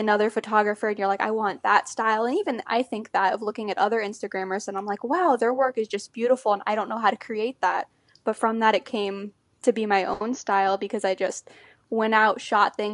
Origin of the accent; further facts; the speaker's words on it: Orlando, Florida, United States; I grew up in the Orlando area